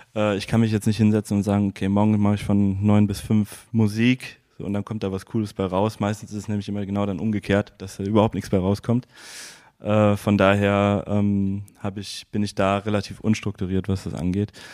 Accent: Erftstadt, North Rhine-Westphalia, Germany; also born or lived in Bergisch Gladbach / Cologne; aus Erfstadt

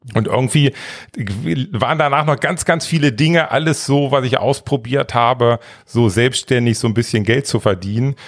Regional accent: small village near Northeim, Lower Saxony, Germany; Also ich bin in einem ganz, ganz kleinen Dorf aufgewachsen. Das ist so 20 Kilometer nördlich von Nordheim, Wiershausen und 130 Einwohner

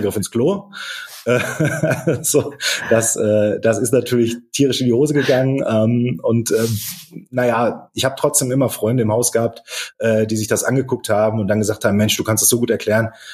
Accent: Dortmund, North Rhine-Westphalia, Germany; Ich komme aus Dortmund, äh, bin gebürtiger Dortmunder

